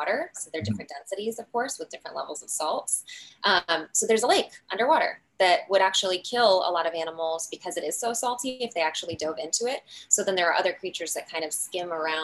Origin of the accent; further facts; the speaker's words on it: Midwest, United States; I'm from the Midwest